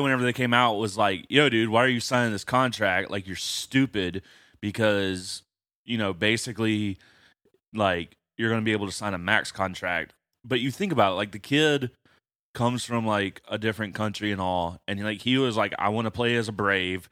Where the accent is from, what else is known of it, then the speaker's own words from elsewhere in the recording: Atlanta, Georgia, United States; growing up in Atlanta